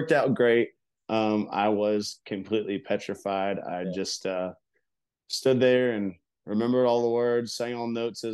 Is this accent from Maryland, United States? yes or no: no; High Springs, Florida, United States; I'm from High Springs, Florida. It's a very small town, and my mom cut hair at Jerry's Barbershop right there on Main Street.